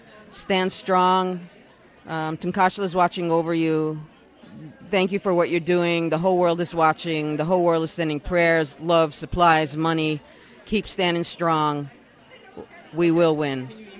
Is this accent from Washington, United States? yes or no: no; Nanuet, New York, United States; I'm a cross-cultural minister. I'm from Nanuet, New York.